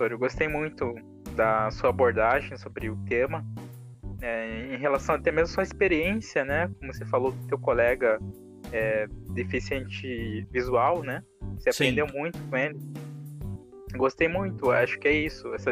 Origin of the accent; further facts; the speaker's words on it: Paraná, Brazil; Eu sou do Paraná. Então, uhum. pertinho, né? São Paulo, Paraná aí.